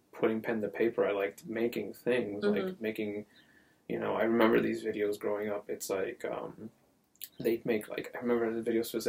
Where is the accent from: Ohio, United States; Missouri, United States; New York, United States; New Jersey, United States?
New Jersey, United States; Paterson; moved away; I grew up North Jersey